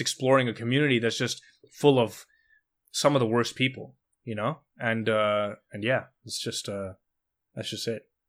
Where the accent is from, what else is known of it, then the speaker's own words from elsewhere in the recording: Montreal, Quebec, Canada; I grew up in Montreal